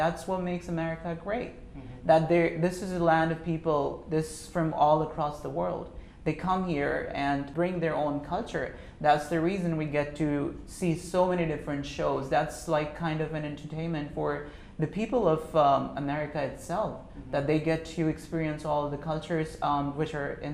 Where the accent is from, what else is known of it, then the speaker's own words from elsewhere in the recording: Pakistan; moved away as an adult; now in United States; I am from Pakistan